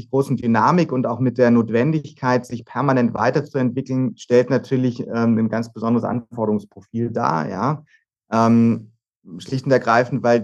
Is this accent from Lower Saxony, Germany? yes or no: yes; Hannover, Lower Saxony, Germany; moved away as an adult; now in Freiburg, Germany; ich bin gebürtiges Nordlicht. Ich komme gar nicht ähm, äh, von Haus aus aus Südbaden, aus dem sonnigen Südbaden, sondern bin in Hannover geboren, habe da die ersten Jahre meines Lebens verbracht und bin dann ähm, zum Zivildienst und zum Studium nach Freiburg gegangen